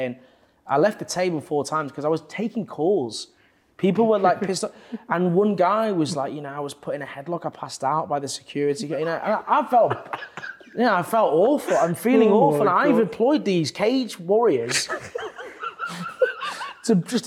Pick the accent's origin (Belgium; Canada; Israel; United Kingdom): United Kingdom; Leeds, Yorkshire and the Humber; now in London, United Kingdom; I'm from Leeds